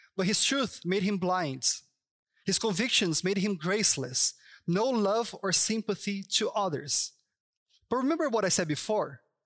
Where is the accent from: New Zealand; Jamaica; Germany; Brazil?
Brazil; São Paulo; English is a second language; moved away as an adult; now in Toronto, Canada; I'm from Sao Paulo